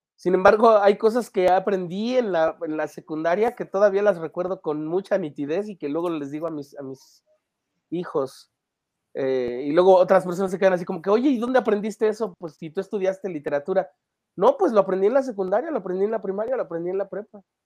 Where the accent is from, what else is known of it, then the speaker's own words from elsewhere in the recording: Mexico City, Mexico; yo soy, soy un chico de la Ciudad de México, que, bueno, no, tan chico, pero em, de la Ciudad de México, que nació en una familia